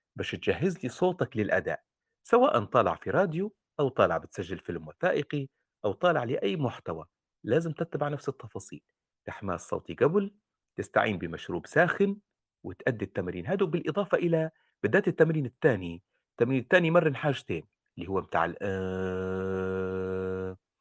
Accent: Libya; وابوي ليبي وامي ليبي وليبي ابا عن جد ندوي ليبي

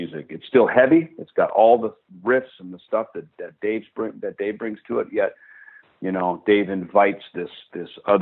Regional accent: Jackson, Minnesota, United States; the retail shop in Jackson, Minnesota, my hometown

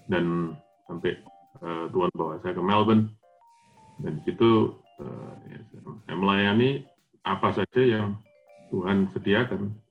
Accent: Jember, East Java, Indonesia; papa saya aktif dari saya masih kecil ya di gereja saya di kota di mana saya besar di Jember

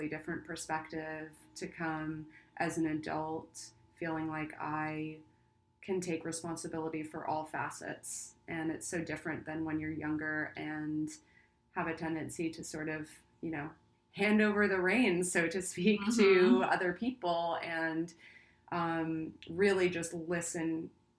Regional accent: Long Island, New York, United States; now in Los Angeles, United States; I grew up on Long Island as a kid, I had a horse on my property

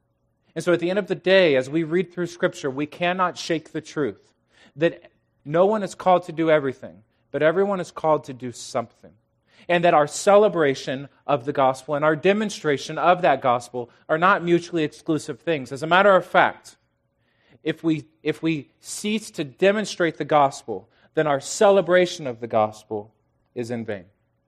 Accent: The Woodlands, Texas, United States; I'm from the Woodlands, Texas, which is just outside of Houston.

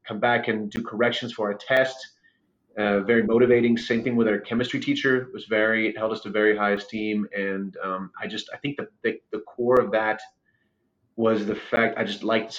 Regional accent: Ukraine; moved away; I'm from Ukraine originally. And so I came here with my mom

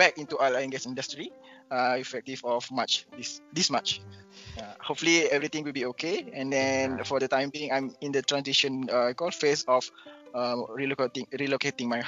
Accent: near Johor Bahru, Malaysia; now in Johor Bahru, Malaysia; from JB to my hometown

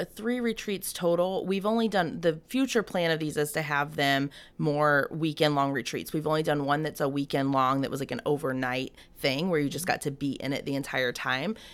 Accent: Ocala, Florida, United States; moved away; also born or lived in Lake City, Florida; born in Lake City, but raised in the Ocala area

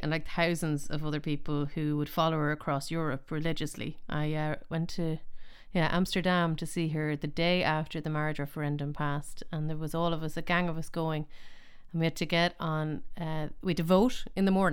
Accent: Ireland; as Irish people

